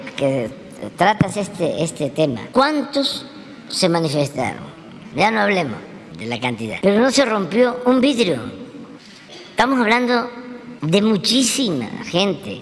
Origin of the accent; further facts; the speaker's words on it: Tepetitán, Tabasco, Mexico; moved away; yo digo que soy de Tepetitán, porque Macuspana eh, pues es la cabecera municipal. Mi pueblo es más pequeño. Es un pueblo a la, a la orilla de un río, donde fui muy feliz.